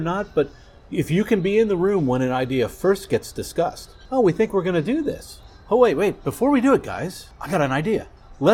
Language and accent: English; York, Pennsylvania, United States; moved away; growing up where I grew up, York, Pennsylvania